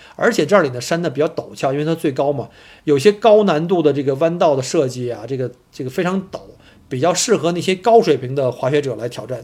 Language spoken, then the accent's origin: Chinese; Beijing, China; moved away as an adult; also born or lived in Harbin, Heilongjiang; now in Melbourne, Australia; 因为我本身是从北京来的嘛